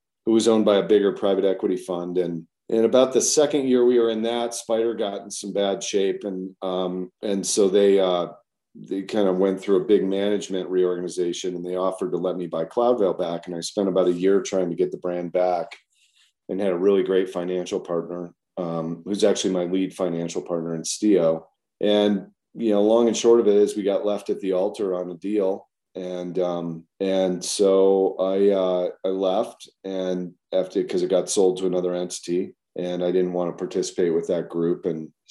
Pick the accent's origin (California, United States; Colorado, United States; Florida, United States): Colorado, United States; moved away as an adult; also born or lived in Midwest / Durango, Colorado / Boulder, Colorado; now in Jackson, United States; my mom got a job as a college professor down in Colorado. So I grew up kind of my formative years in Colorado